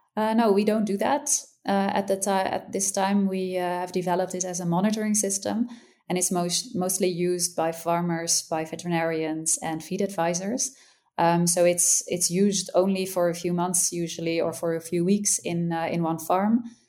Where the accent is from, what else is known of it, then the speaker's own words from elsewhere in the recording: Netherlands; I'm from the Netherlands